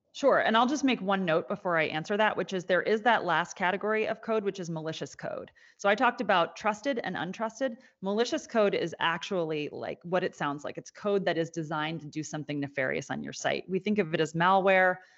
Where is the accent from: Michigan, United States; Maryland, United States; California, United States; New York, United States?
Maryland, United States; Annapolis; my hometown in Annapolis